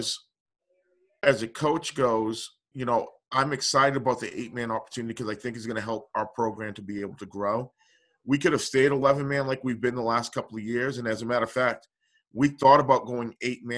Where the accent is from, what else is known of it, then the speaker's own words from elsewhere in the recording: Boston, Massachusetts, United States; moved away as an adult; also born or lived in Arlington, Massachusetts; now in Maine, United States; I'm from Dorchester, Massachusetts, and I went to a school, Arlington High School in Arlington, Massachusetts